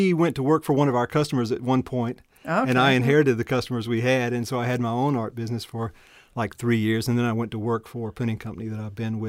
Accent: Newnan, Georgia, United States; How my life has gone? I'm from Noonan, Georgia

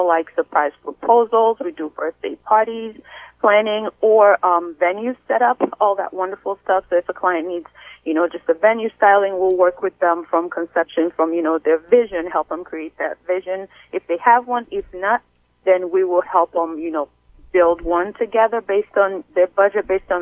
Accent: Sierra Leone; now in United States; I'm originally from Sierra Leone, West Africa

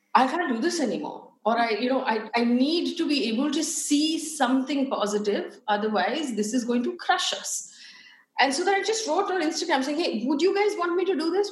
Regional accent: Chikmagalur, Karnataka, India; also born or lived in Bangalore; I was born in Chikmagalur

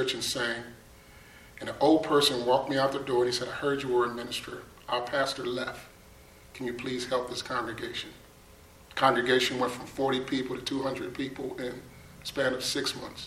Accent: Buffalo, New York, United States; moved away as an adult; I'm originally from Buffalo, New York. I grew up with 7 sisters and 4 brothers

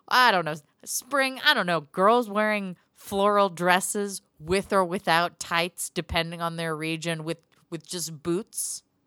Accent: Portland, Oregon, United States; now in Glendale, United States; my hometown

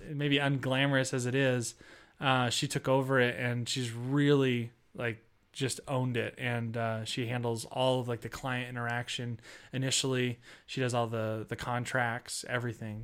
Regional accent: Seattle, Washington, United States; moved away; I'm from Seattle and my family's from there still

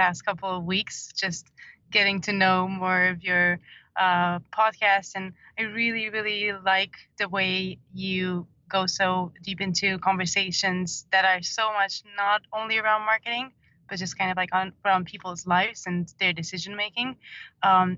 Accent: Romania; moved away as an adult; also born or lived in Dublin; I was born in Romania and I lived there for about 30 years

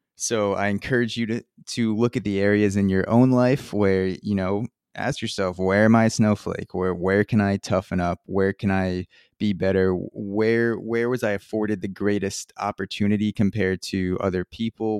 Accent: Long Island, New York, United States; I grew up in a middle upper class household in Long Island

